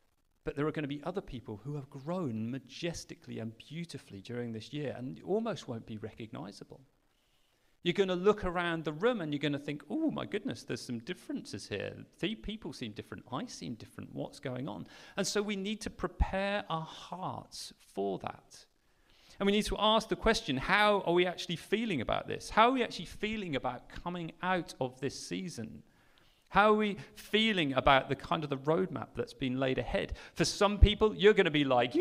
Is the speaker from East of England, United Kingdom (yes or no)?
yes; Sheringham, East of England, United Kingdom; also born or lived in Mozambique; I grew up in Norfolk in a little town called Sheringham on the North Norfolk coast.